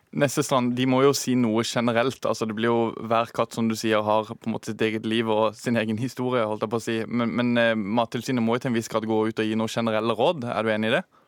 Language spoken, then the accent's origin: Norwegian; Sørlandet, Norway; der jeg kommer fra på Sørlandet